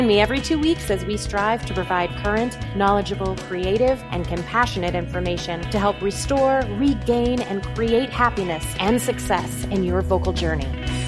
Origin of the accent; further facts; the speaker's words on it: Colorado, United States; also born or lived in California / New York City; now in Poconos, United States; So I grew up in Colorado, and then I moved to Oklahoma City for school, and then I moved back to Colorado for a little bit before moving to New York City to start my performing career, and now I currently live in the Poconos.